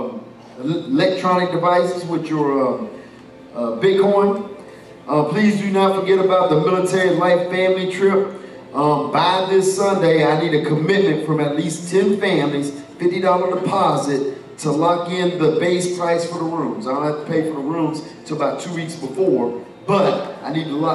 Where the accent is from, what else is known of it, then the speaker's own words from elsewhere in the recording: the Carolinas, United States; I'm from Carolina.